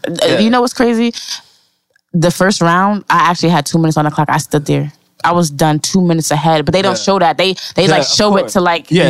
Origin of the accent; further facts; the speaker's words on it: Bridgeport, Connecticut, United States; I'm from Bridgeport, Connecticut.